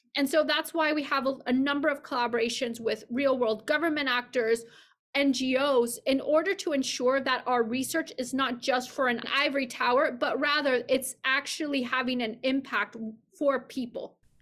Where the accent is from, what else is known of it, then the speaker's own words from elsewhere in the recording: Mexico City, Mexico; moved away as an adult; also born or lived in Santa Barbara, California / Boston; I grew up in Mexico City